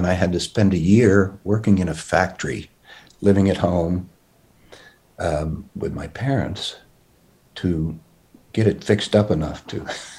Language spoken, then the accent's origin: English; Queens, New York, United States; I really didn't know, you know, I grew up in Queens, but I was just a kid.